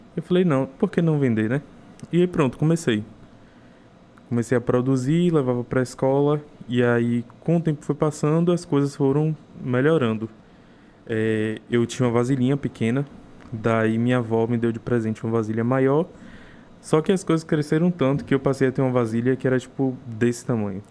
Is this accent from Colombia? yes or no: no; Taperoá, Bahia, Brazil; now in Salvador, Brazil; Sou de Itaperoá, interior da Bahia